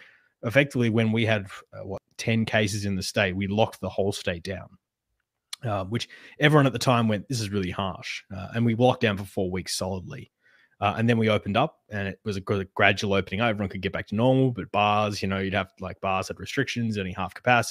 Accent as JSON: {"language": "English", "region": "Western Australia", "country": "Australia"}